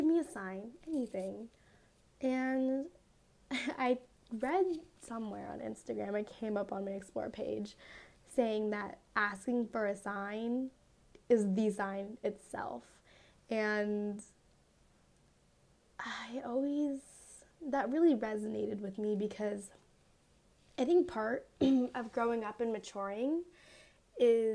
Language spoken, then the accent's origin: English; Las Vegas, Nevada, United States; I tell everyone I'm from Las Vegas, but like truly I live in like the suburb of Vegas, which is like 10 minutes away from the actual city